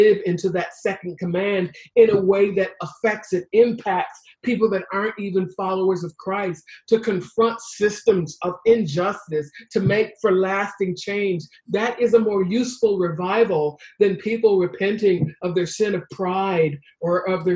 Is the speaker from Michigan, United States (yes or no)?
yes; Detroit, Michigan, United States; I was raised in Detroit